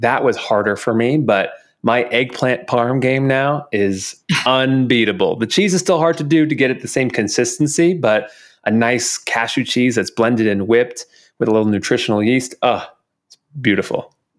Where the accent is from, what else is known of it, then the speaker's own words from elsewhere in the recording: New York, United States; growing up in New York, you know, we'd go see a Broadway show